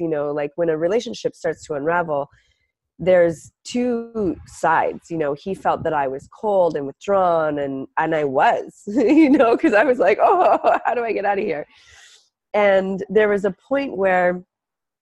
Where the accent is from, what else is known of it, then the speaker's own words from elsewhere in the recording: Canada; now in Venice, United States; I'm Canadian